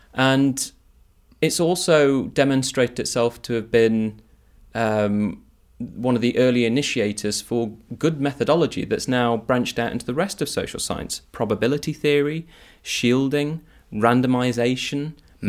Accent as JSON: {"language": "English", "town": "Nottingham", "region": "East Midlands", "country": "United Kingdom", "tie": "born or raised there", "said": "growing up in Nottingham"}